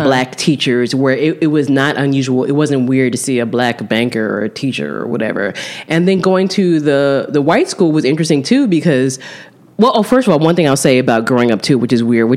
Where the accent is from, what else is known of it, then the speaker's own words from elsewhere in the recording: South Jersey near Philadelphia, New Jersey, United States; also born or lived in Newark, New Jersey; when I was an infant, they moved to South Jersey